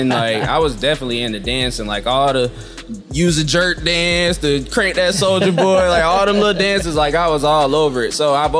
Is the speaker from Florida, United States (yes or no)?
yes; Tampa, Florida, United States; also born or lived in St. Petersburg / Fayetteville; Yeah, I was born in Tampa, partially raised in St. Petersburg, Florida. My dad was in the military, so I also stayed where …'s from in Fayetteville, North Carolina.